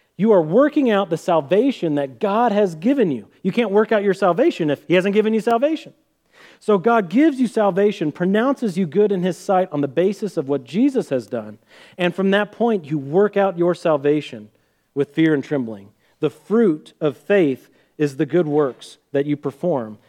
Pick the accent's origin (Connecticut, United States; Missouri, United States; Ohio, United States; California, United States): Missouri, United States; Sedalia; we're from Sedalia, Missouri, home of the Missouri State Fair.